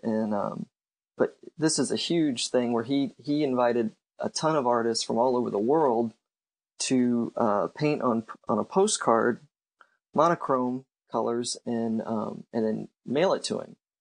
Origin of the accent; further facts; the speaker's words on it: Cape Girardeau, Missouri, United States; also born or lived in California; now in St. Louis, United States; I'm originally from Cape Girardeau